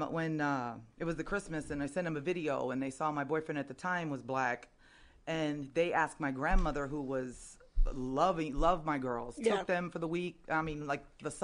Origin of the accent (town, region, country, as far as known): San Diego, California, United States